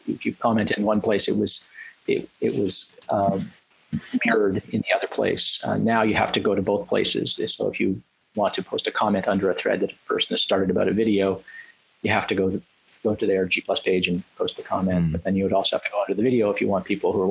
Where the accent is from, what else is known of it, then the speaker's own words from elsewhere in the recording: Canada; I'm from Canada.